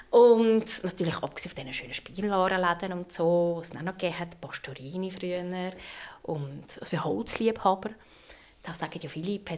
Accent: Schwyz, Switzerland; Nein, ich bin aufgewachsen im Kanton Schweiz. Ähm, der ist wunderschön am oberen Zürichsee. Ähm, Aussenschweiz somit, oder?

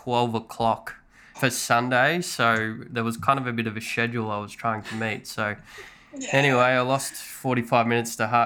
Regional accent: Ungarie, central New South Wales, Australia; From central New South Wales in a small country town

